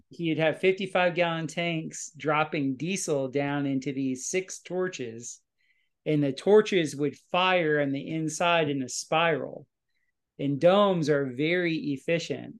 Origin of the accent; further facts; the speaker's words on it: Fort Lauderdale, Florida, United States; I'm a South Florida boy. I uh, was born and raised in Fort Lauderdale, Florida